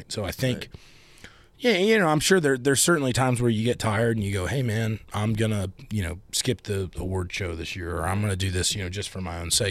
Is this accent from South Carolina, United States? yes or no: yes; South Carolina, United States; I'm from South Carolina.